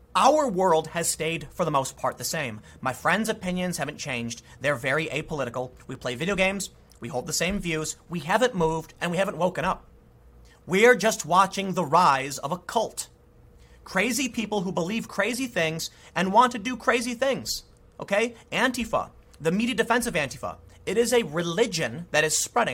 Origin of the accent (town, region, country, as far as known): United States